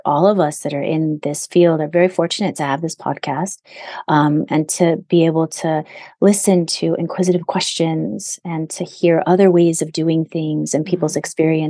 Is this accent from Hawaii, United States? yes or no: yes; Hawaii, United States; in my 50 years almost of being here, I've only met one person, one, when I said I'm Native Hawaiian